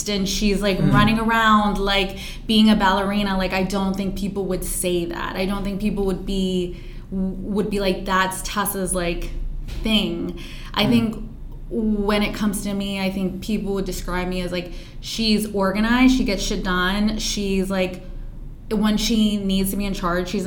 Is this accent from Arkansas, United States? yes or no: no; Pennsylvania, United States; my background of growing up in Pennsylvania